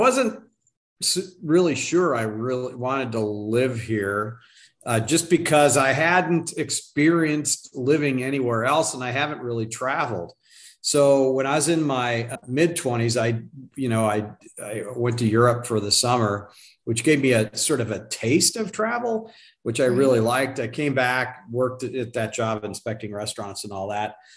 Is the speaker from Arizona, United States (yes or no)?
yes; Phoenix, Arizona, United States; also born or lived in Tucson, Arizona; I'm a native Arizonan. So I was born in Tucson in the 60s. We moved up to Phoenix when I was in like fifth grade, and lived here ever since